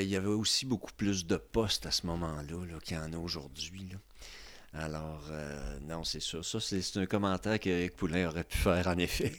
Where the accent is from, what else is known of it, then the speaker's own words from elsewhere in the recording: Trois-Rivières, Quebec, Canada; now in Quebec City, Canada; je viens de Trois-Rivières